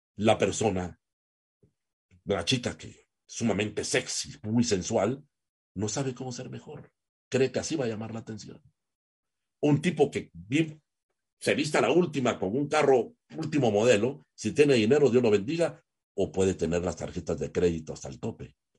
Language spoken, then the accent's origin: Spanish; Guatemala